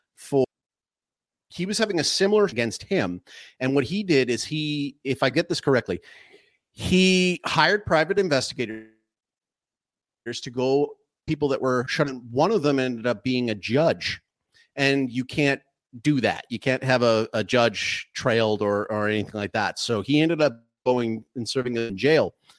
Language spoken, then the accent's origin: English; Canada; moved away as an adult; now in Paraguay; I reside in Paraguay, um, but I'm, I'm actually a Canadian citizen